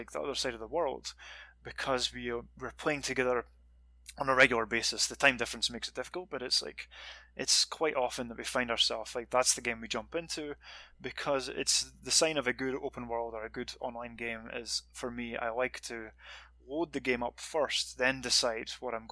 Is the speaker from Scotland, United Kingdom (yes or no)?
yes; Scotland, United Kingdom; moved away as an adult; also born or lived in Montreal, Canada; now in California, United States; I'm from Scotland